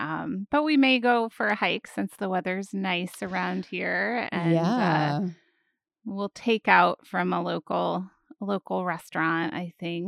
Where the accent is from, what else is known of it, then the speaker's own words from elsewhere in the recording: Washington, United States; born there; I was born in the Pacific Northwest and it snowed on the day I was born, which is pretty unusual in the area north of Seattle to get snow in December.